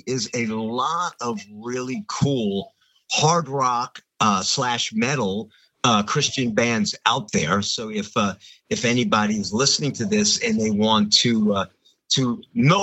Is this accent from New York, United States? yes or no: yes; Long Island, New York, United States; Danny is from the same area that I am from. We're both from Long Island in New York